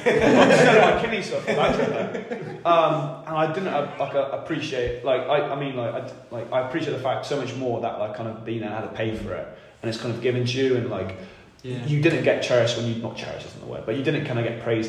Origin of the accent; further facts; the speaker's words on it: United Kingdom; And I'm looking at my ratchet like being a Brit, like that's just rubbish.